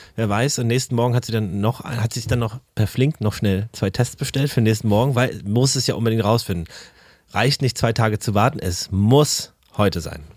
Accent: Berlin, Germany; ich bin ja in, in Berlin-Karlshaus aufgewachsen mit, mit den Ostwerten

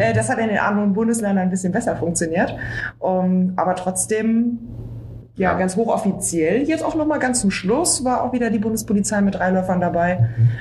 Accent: Berlin, Germany; ich bin ja Berlinerin

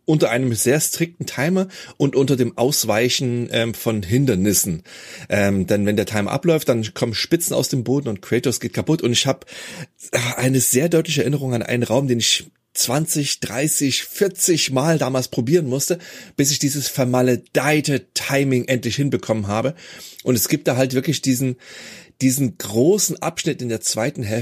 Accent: Germany; ich bin ja in der DDR aufgewachsen

